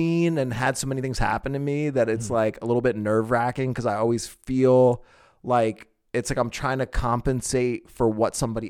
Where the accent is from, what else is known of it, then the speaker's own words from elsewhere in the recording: East Coast, United States; Because imagine, I came from the East Coast.